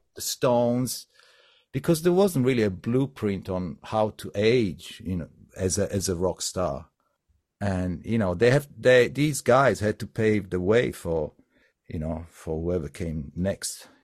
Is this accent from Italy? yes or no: yes; Sardinia, Italy; I come from Sardinia